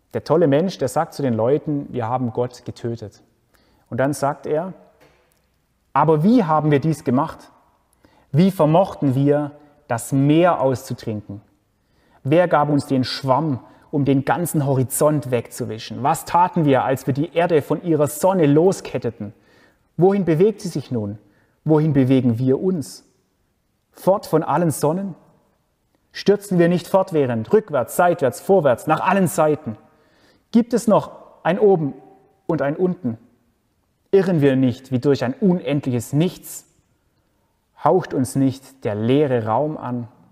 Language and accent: German; Germany; Bei uns in Deutschland